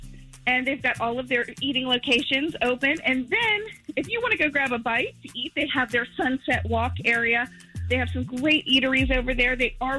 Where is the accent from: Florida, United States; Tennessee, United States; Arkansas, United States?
Florida, United States; Orlando